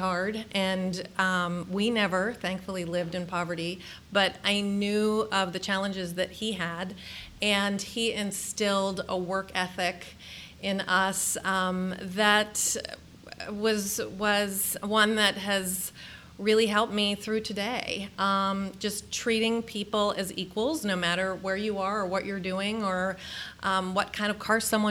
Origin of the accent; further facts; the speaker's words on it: Pittsburgh, Pennsylvania, United States; moved away as an adult; also born or lived in Washington, D.C. / Middle East; now in Columbus, United States; I grew up in Pittsburgh, PA, and am a rabid Steelers fan